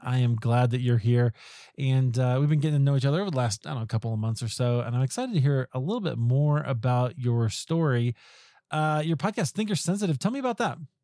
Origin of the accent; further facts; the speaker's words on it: Des Moines, Iowa, United States; I grew up in Des Moines